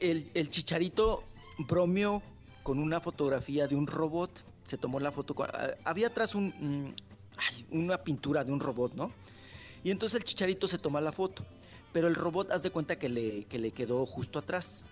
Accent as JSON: {"language": "Spanish", "town": "Delicias", "region": "Chihuahua", "country": "Mexico", "tie": "born or raised there", "moved": "yes", "lives_now": "United States", "said": "estoy aquí llegando a mi pueblo"}